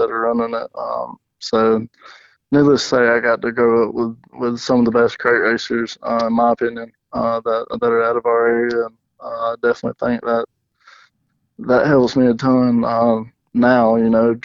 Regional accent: Commerce, Georgia, United States; I'm from Commerce, Georgia, which is about 20 minutes north of Athens

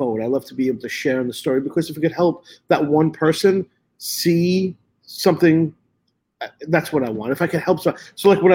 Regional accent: New York City, New York, United States; moved away; a lot of my friends I grew up with in Brooklyn

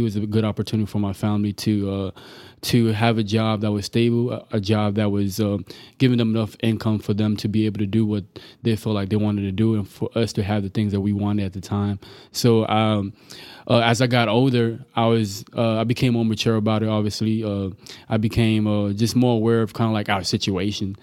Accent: Amarillo, Texas, United States; English is a second language; also born or lived in Tanzania / Dallas, Texas; I was born in Tanzania, Africa, uh, raised here in Amarillo, Texas

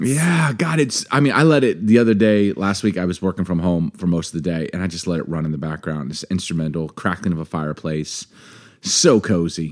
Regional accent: East Coast, United States; now in Seattle, United States; I grew up in the East Coast

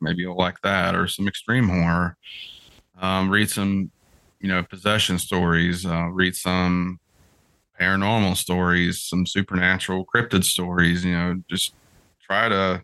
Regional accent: West Virginia, United States; I'm from West Virginia

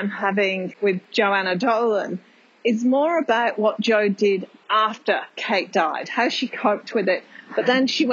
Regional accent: United Kingdom; now in Australia; I'm British

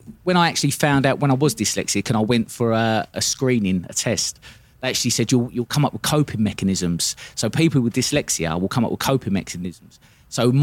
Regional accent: Swanley, South East England, United Kingdom; I grew up in Swanley in Kent. So it's just outside South London.

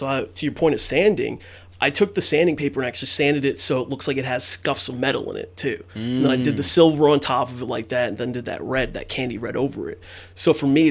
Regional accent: Mount Vernon, New York, United States; Still born and raised there, right in Mount Vernon, Yonkers area. And I've been here all my life

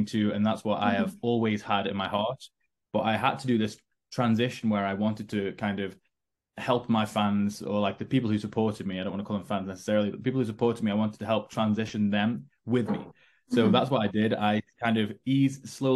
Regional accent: Stoke-on-Trent, West Midlands, United Kingdom; I was sitting in Stoke-on-Trent in my hometown

